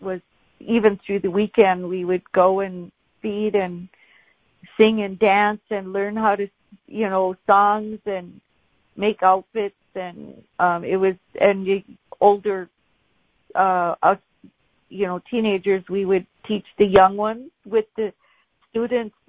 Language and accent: English; Brooklyn Park?, Minnesota, United States; I remember going to school in Bronze Valley, Minnesota